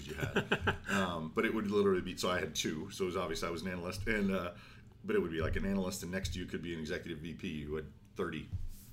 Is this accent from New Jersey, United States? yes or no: no; Rockland County, New York, United States; born or raised there; also born or lived in Montreal, Canada / Texas